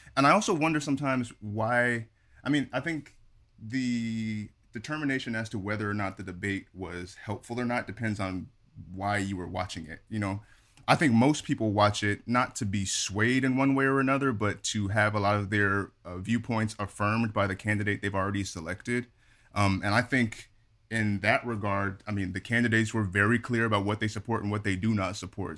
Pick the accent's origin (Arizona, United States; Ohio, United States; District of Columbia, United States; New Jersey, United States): Arizona, United States; Phoenix; Phoenix, Arizona's own